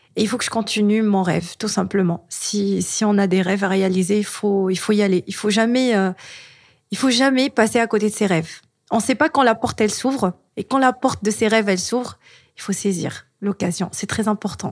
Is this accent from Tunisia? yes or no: yes; Tunisia; moved away; je suis tunisienne